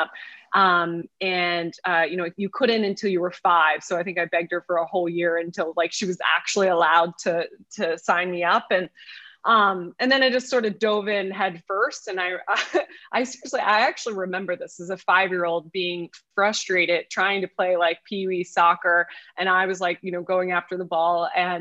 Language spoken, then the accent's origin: English; outside of Philadelphia, Pennsylvania, United States; I grew up outside of Philadelphia